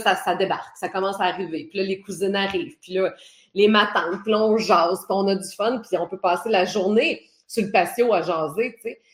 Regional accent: Port-Cartier, Quebec, Canada; accent: Côte-Nord; c'est là que j'ai grandi aussi

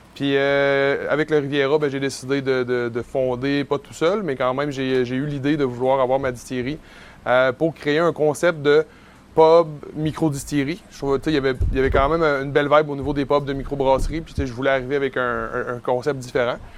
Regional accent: Côte-Nord, Quebec, Canada; quand on était jeune, puis qu'on a grandi sur la Côte-Nord

